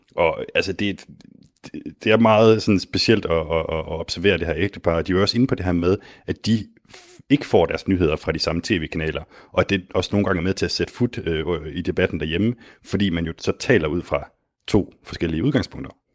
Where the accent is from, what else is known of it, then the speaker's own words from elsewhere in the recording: Denmark; som dansker